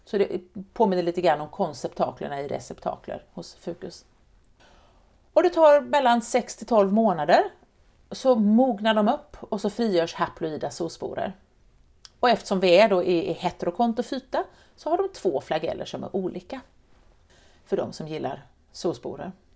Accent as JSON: {"language": "Swedish", "country": "Sweden", "tie": "born or raised there", "said": "Jag är uppväxt i Vättern"}